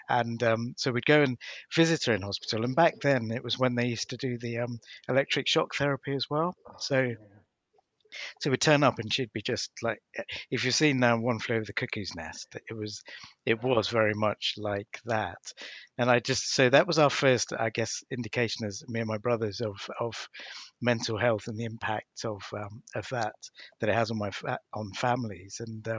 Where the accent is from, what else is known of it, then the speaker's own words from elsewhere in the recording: Sri Lanka; born there; So my dad, I was born in Sri Lanka back in 1966.